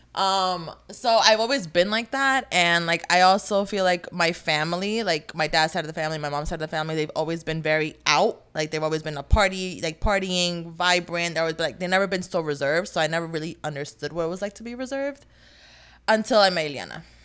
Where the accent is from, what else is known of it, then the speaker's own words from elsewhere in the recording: New Jersey, United States; also born or lived in North Carolina; I moved from North Carolina to back to Jersey. Yeah, I lived in North Carolina for, like, a year.